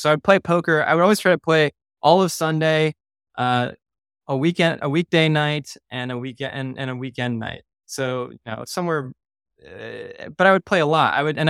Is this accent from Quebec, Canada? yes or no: yes; Montreal, Quebec, Canada; now in United States; And then when I came from Montreal, I was playing underground games in Manhattan